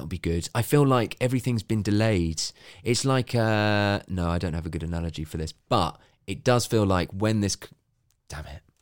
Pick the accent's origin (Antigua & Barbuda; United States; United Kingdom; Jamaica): United Kingdom; this is me being a Brit